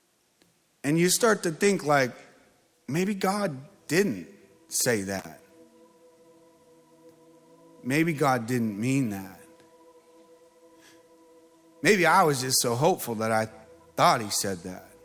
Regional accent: Mesa, Arizona, United States; I'm from Mesa.

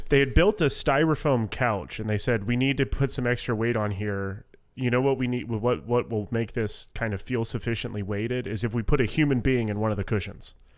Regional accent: Southwest Florida, United States; moved away as an adult; now in North Carolina, United States; I was born and raised in Southwest Florida. This is this is literally the first time I've ever lived away from

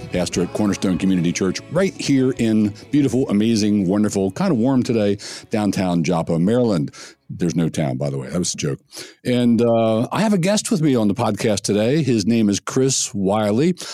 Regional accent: United Kingdom; I'm I'm a British rock musician.

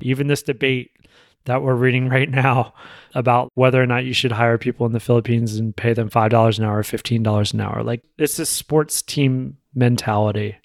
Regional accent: United States; as an American

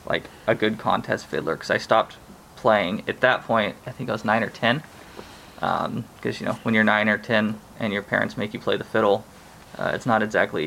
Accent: Hanford, California, United States; I started taking lessons down where I grew up near Fresno, California, a town called Hanford.

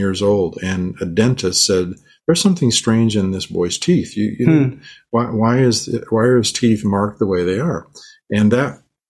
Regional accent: Manila, Metro Manila, Philippines; born there; So my mother, I was born in the Philippines. My parents were missionaries there. And my sister and my brother and I were all born there. I was born in a mission hospital in a part of Manila, which was in it's called Tondo.

